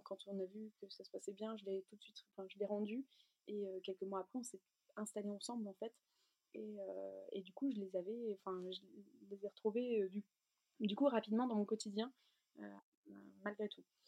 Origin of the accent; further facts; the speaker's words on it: near Lille, Hauts-de-France, France; moved away as an adult; also born or lived in the Alps; on est originaire d'ici, à côté de Lille. On habitait jusqu'alors dans les Alpes